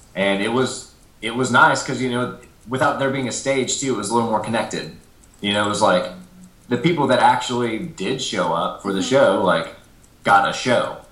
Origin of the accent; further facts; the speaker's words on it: Nashville, Tennessee, United States; growing up in Nashville